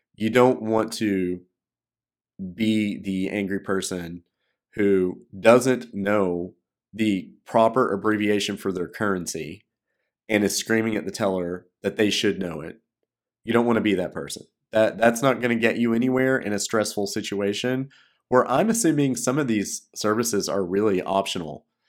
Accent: United States; moved away as an adult; also born or lived in China; I'm an American

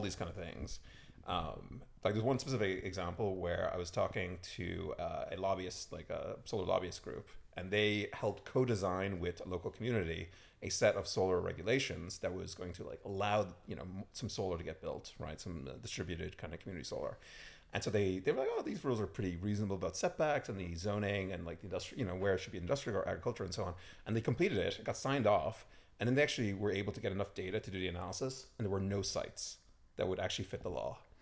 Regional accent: Ireland; moved away as an adult; also born or lived in London / Mexico; now in New York, United States; I, I grew up in Ireland. Uh, grew up on a farm, sheep farm

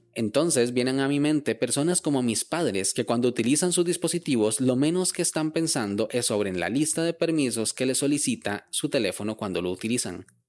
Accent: Costa Rica; Yo vivo en Costa Rica

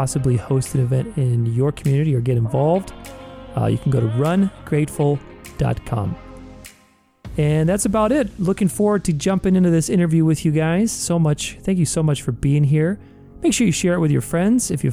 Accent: Romania; now in Arizona, United States; I was born in Romania in Europe, but I've been here in the United States for, must have been 30 years now since 1990.

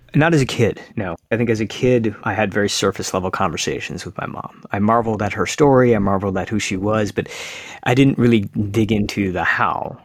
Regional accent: suburban Michigan, United States; I'm an Indian kid now growing up in America. I live in suburban Michigan

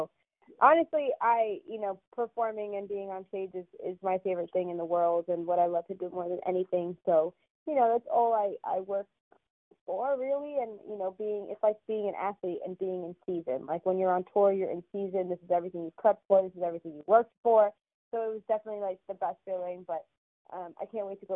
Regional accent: New York City, New York, United States; also born or lived in Connecticut; I'm from New York, so I like grew up around all cultures

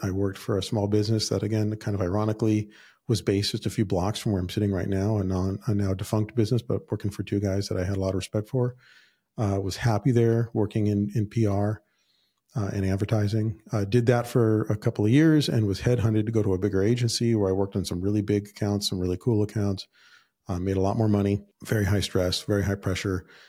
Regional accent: Southern California, United States; I was born and raised in Southern California

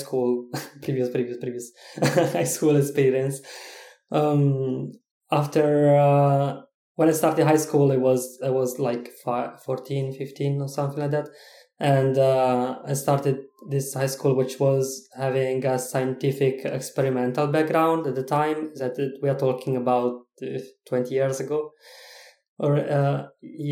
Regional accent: Italy; English is a second language; moved away as an adult; now in Czech Republic; I am originally from Italy, but I am living in Czech Republic right now

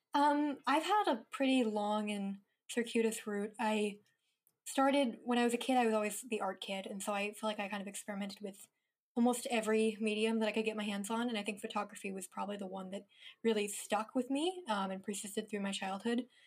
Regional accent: Mendocino, California, United States; moved away as an adult; also born or lived in New York / Los Angeles; I grew up in a small rural town in Northern California

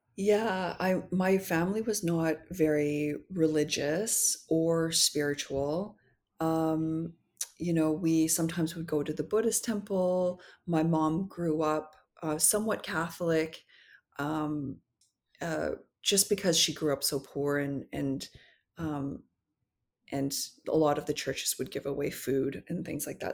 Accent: North Vancouver, British Columbia, Canada; also born or lived in Paris; I grew up in North Vancouver, so it was, uh, predominantly, like, white people

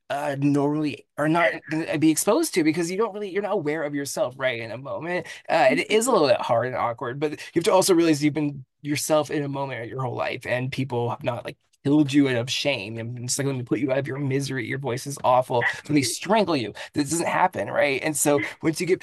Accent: San Jose, California, United States; I'm from San Jose.

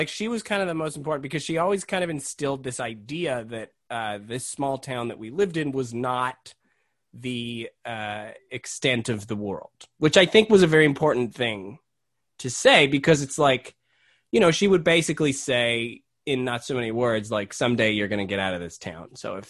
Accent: Montreal, Quebec, Canada; born there; moved away; I was born in Montreal. So my parents lived, they met and lived in Montreal first. Then they moved out west.

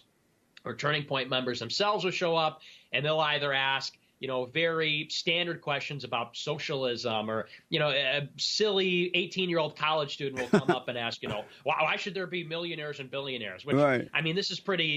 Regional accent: Chicago, Illinois, United States; also born or lived in Boston; my hometown in Chicago

